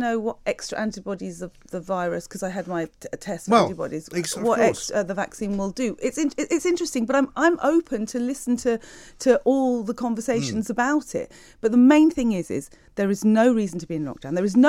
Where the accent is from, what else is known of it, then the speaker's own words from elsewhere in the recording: United Kingdom; I love Britain. I love being British. I love this country.